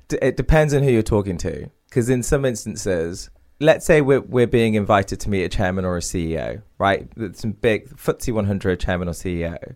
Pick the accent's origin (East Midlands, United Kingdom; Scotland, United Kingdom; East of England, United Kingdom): East Midlands, United Kingdom; Derby; my parents are from India, I grew up in Derby